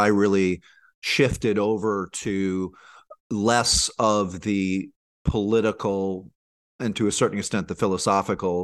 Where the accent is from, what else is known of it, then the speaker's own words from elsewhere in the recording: New Orleans, Louisiana, United States; moved away as an adult; I decided to move back to my hometown of Nouvelle-Orléans